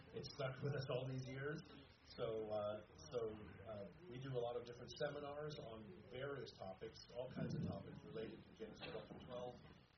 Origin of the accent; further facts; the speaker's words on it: South Africa; now in Pennsylvania, United States; I grew up in South Africa